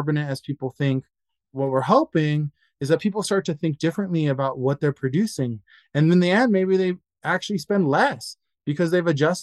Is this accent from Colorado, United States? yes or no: yes; Denver, Colorado, United States; growing up in Denver